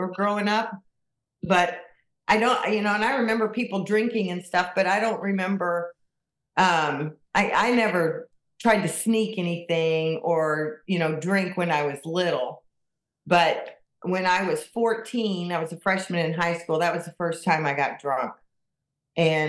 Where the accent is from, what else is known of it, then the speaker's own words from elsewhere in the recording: Kansas City, Missouri, United States; moved away as an adult; also born or lived in Michigan; I was born and raised in Kansas City, and I moved to the state of Michigan in 1990, and I lived there for 31 years.